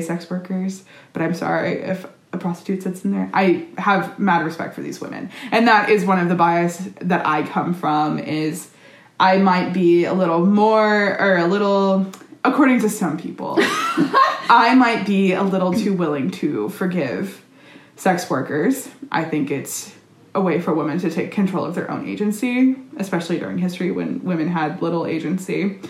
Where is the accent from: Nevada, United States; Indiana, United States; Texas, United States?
Texas, United States; We're both from Texas